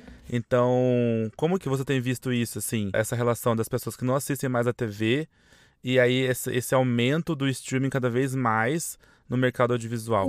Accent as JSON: {"language": "Portuguese", "town": "São José dos Campos", "region": "São Paulo", "country": "Brazil", "moved": "yes", "lives_now": "São Paulo, Brazil", "said": "Eu, por exemplo, sou de São José dos Campos"}